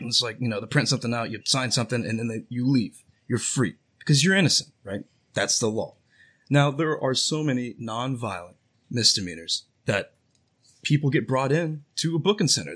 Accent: Houston, Texas, United States; from Houston, just like a good buddy, Franklin, here

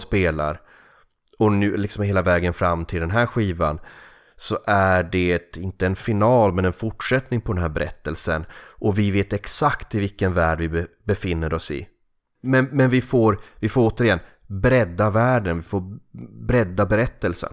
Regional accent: Kalix, Norrbotten County, Sweden; now in Gothenburg, Sweden; min barndoms gator i Kalix eller i, i byn Risegrund där jag växte upp.

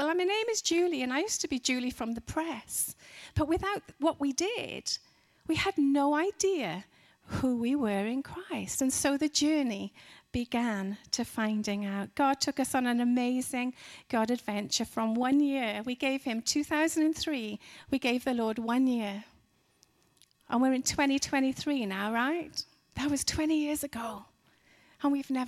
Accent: Wales, United Kingdom; moved away as an adult; also born or lived in Dallas, Texas; we're from Wales in the UK

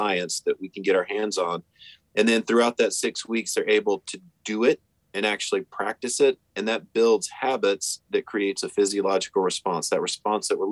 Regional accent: the Carolinas, United States; also born or lived in Kansas; But at 6 years old, my father moved us out to the Carolinas where he's from. And that's where I really grew up

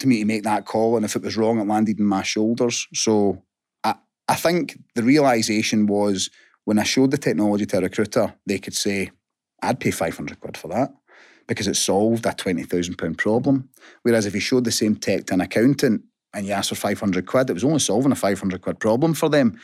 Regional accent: Hamilton, Scotland, United Kingdom; born and bred in Hamilton.

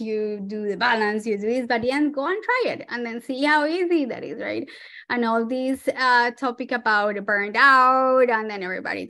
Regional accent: Colombia; moved away; I'm originally from Colombia, Latin America

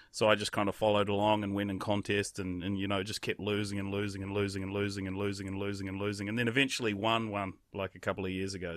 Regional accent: Raglan, Waikato, New Zealand; growing up in a place like Raglan, which is, like, the epicenter of surfing, in New Zealand

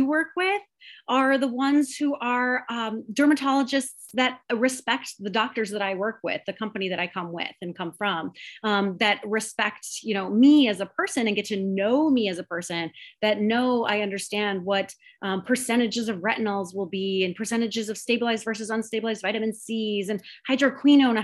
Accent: Minnesota, United States; I'm from Minnesota

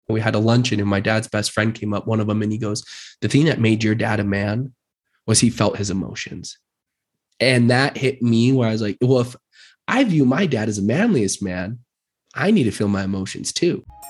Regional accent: Murray, Utah, United States; now in Draper, United States; I was born and raised in Utah, grew up in Murray

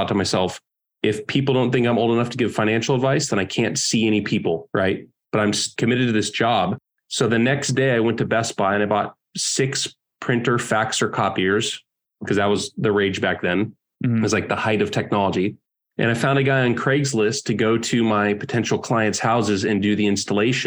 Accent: California, United States; moved away as an adult; also born or lived in Oregon; I grew up in California and I'm 22

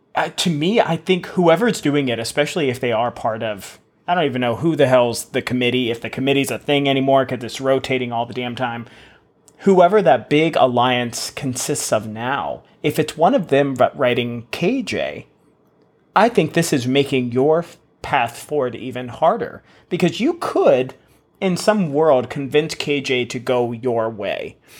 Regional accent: United States; I'm American

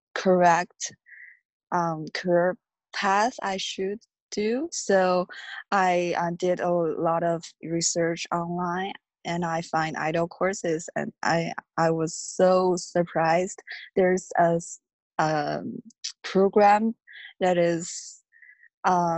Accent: China; moved away as an adult; now in United States; I'm from China. I came to the U.S. 3 years ago as an international student

